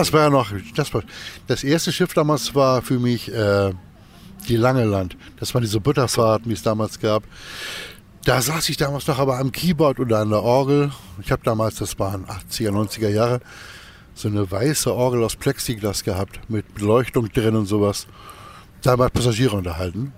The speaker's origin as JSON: {"language": "German", "town": "Kiel", "region": "Schleswig-Holstein", "country": "Germany", "tie": "born or raised there", "said": "Ich bin 65 hier in Kiel geboren und Kiel ist meine Heimat"}